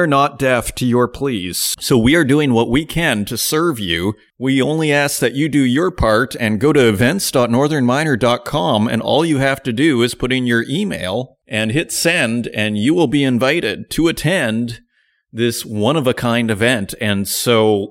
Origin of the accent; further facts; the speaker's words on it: Canada; now in Germany; I'm Canadian, but I live in Germany.